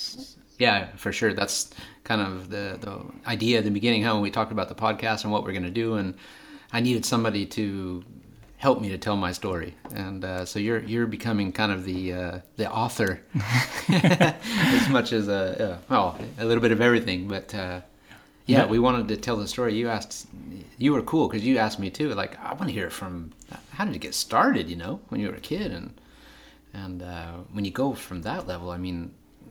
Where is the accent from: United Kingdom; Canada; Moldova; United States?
United Kingdom; Scotland; We're from the Highlands.